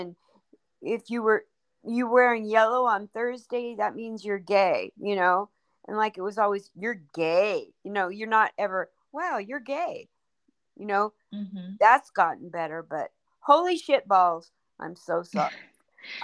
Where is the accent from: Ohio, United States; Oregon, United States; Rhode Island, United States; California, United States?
Oregon, United States; No. I'm from Oregon.